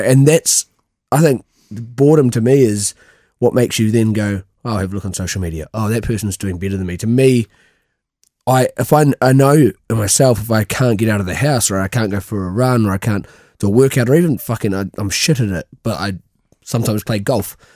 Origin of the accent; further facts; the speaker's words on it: New Zealand; moved away; I'm from New Zealand